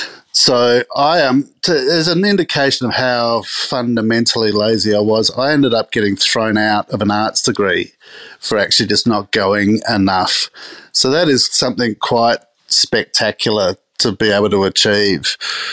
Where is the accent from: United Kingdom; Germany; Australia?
Australia; Adelaide, South Australia; I think it was that growing up in Adelaide thing, that sort of wine gets into your skin through osmosis. You're surrounded by it in Adelaide, unlike any other city in the country, I think. I went to a school in Adelaide